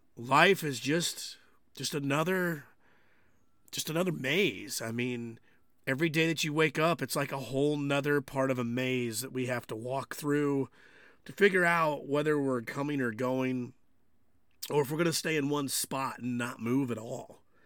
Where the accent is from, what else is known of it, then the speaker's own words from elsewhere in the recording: United States; I consider myself an American